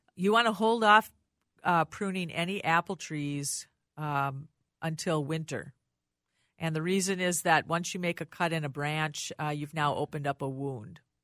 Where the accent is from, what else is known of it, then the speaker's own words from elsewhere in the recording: Rochester, Minnesota, United States; I lived, I grew up in Rochester